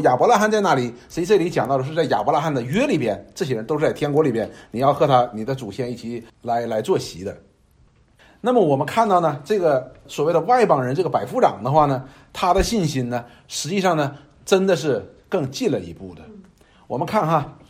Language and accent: Chinese; China; 我们中国人他有一句话说